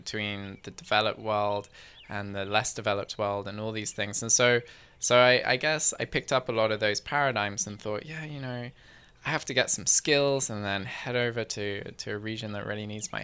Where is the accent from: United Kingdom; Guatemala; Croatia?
United Kingdom; England; now in Victoria, Canada; I grew up in England